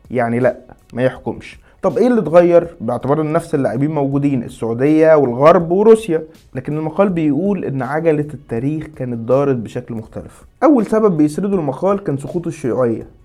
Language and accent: Arabic; Saudi Arabia; انا كسعوديه في الحاله دي مش هقول لك طب يا سيدي ما طياراتك كمان قتلت مدنيين